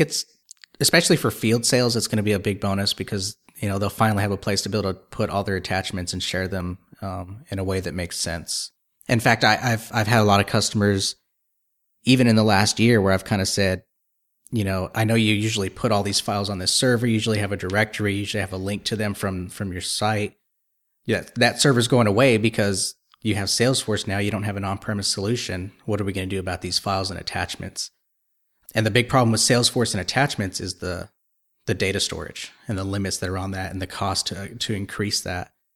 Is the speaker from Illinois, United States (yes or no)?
no; Texas, United States; I'm from Texas